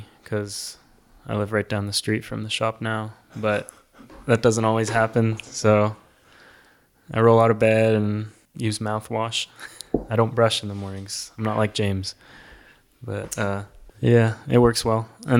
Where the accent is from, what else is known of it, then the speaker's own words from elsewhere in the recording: Cochabamba, Bolivia; also born or lived in Illinois, United States; So I was born in the United States in Illinois, but when I was about 6 months old, my parents moved to Bolivia in South America to teach at a school down there, a missionary kid school. And so that's where I grew up. The first city was called Cochabamba.